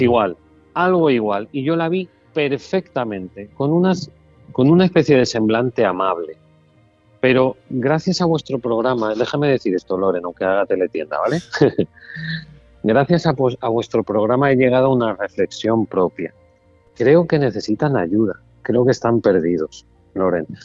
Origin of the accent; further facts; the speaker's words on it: Mallorca, Balearic Islands, Spain; now in Málaga, Spain; Ahora estoy en una feria que han creado en Mallorca, que estuve hace poco y he disfrutado mucho de mi tierra